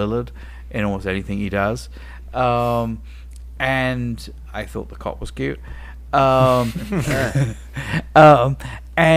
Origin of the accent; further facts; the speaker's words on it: England, United Kingdom; moved away; I grew up in England watching Banana Spritz on Saturday morning TV